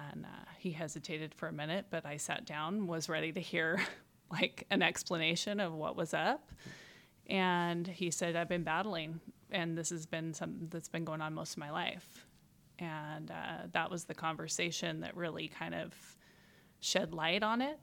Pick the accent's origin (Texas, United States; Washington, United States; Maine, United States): Washington, United States; Spokane; I'm from Spokane, went to Ferris High School